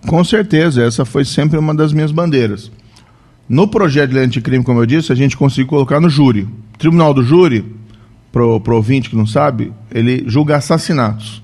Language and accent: Portuguese; Maringá, Paraná, Brazil; also born or lived in Cascavel; now in Curitiba, Brazil; Eu, na verdade, sou de Maringá, nasci em Maringá.